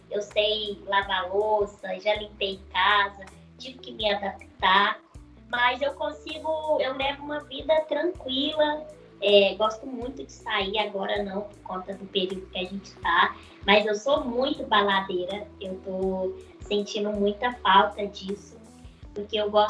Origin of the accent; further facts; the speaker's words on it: Minas Gerais, Brazil; Estou em Minas, sou mineira